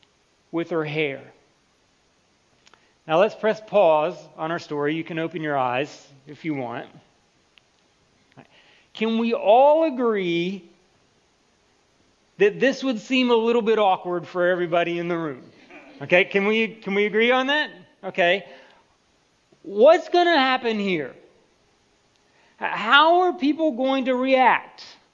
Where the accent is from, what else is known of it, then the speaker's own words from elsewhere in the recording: United States; was from the United States because you wouldn't be able to tell from my accent otherwise. Yeah, so I get Canada a lot.